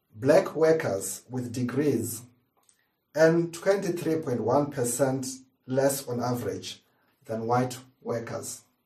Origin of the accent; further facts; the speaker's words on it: Zimbabwe; now in United Kingdom; As a kid, growing up in Zimbabwe